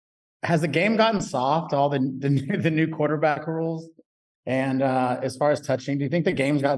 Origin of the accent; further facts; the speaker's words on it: Houston, Texas, United States; I was born in Houston